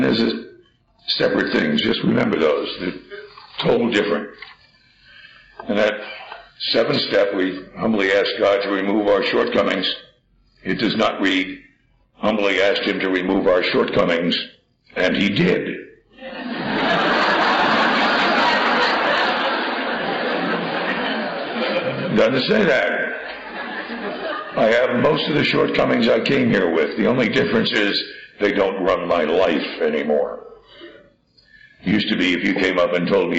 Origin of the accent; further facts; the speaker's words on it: New Jersey, United States; I grew up in New Jersey, we didn't have any crops